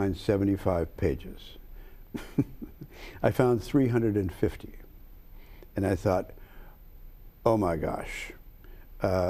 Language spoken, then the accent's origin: English; St. Louis, Missouri, United States; moved away; also born or lived in Chicago; I was born in Chicago. I grew up in St. Louis.